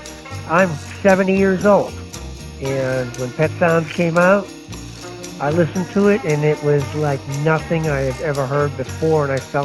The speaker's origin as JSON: {"language": "English", "town": "Boston", "region": "Massachusetts", "country": "United States", "lives_now": "Pinehurst, United States", "said": "I'm calling from Pinehurst, North Carolina, originally from Boston, Massachusetts."}